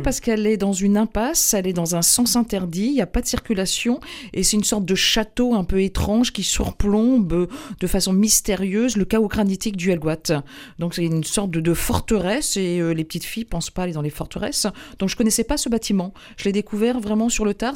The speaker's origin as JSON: {"language": "French", "town": "Carhaix", "region": "Brittany", "country": "France", "tie": "born or raised there", "also_born_or_lived": "Huelgoat", "moved": "yes", "said": "moi je suis née à Carré"}